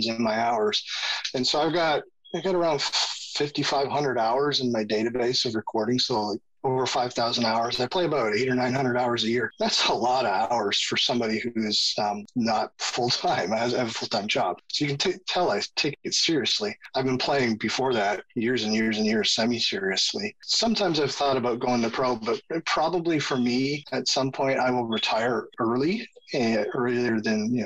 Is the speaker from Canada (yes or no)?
yes; Canada; moved away as an adult; now in United States; I moved from Canada. I'm Canadian. I moved from Canada to the States for my job